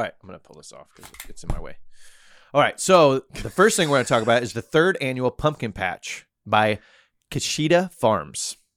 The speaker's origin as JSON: {"language": "English", "region": "Missouri", "country": "United States", "also_born_or_lived": "New York", "moved": "yes", "lives_now": "Florida, United States"}